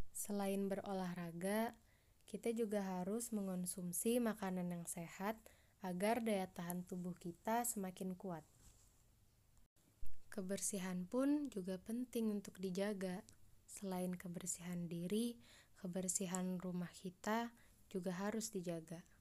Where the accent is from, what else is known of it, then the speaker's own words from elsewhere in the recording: Banjarbaru, South Kalimantan, Indonesia; Asalku dari Banjarbaru. Aku dari kelompok 2.